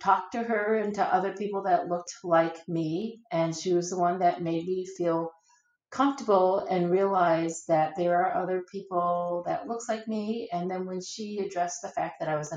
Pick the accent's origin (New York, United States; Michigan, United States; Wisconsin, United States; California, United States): Wisconsin, United States; also born or lived in South Korea; I was adopted to the United States, lived in Wisconsin until high school.